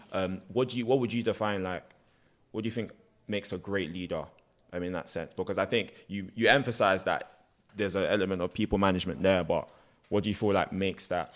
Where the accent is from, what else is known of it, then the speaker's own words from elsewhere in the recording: United Kingdom; I'm literally too British to be Nigerian, too Nigerian to be British.